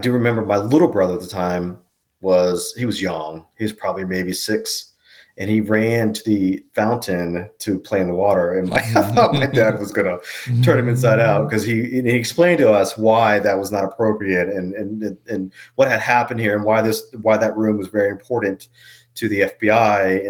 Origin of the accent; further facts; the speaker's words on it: Woodbridge, Virginia, United States; we grew up in the Woodbridge, Dale City area